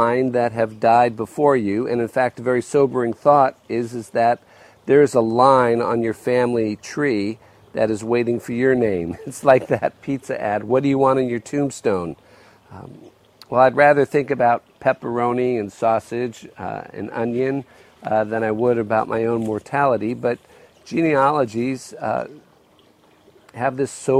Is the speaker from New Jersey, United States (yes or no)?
yes; New Jersey, United States; When I was growing up in New Jersey, I was in 6th grade